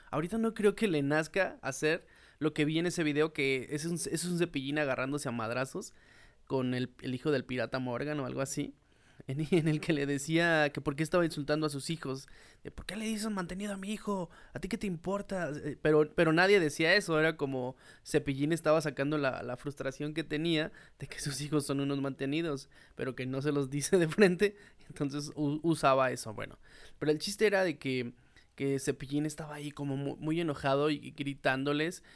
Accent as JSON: {"language": "Spanish", "country": "Mexico", "said": "como mexicano"}